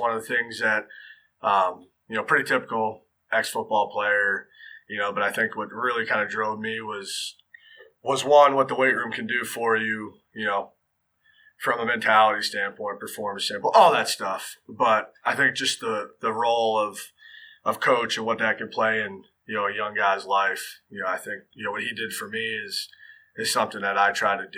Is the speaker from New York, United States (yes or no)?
no; near Allentown, Northeast Pennsylvania, United States; moved away as an adult; now in Durham, North Carolina, United States; I grew up in Northeast PA, about 20 minutes from Allentown, Pennsylvania. Small coal region town.